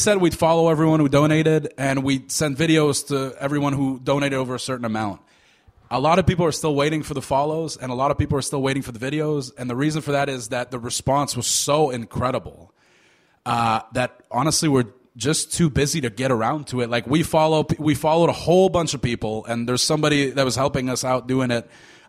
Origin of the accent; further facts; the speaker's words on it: Canada; because we're both Canadian